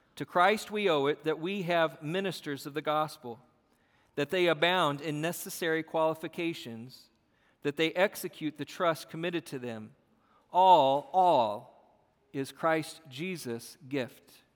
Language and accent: English; United States; We are American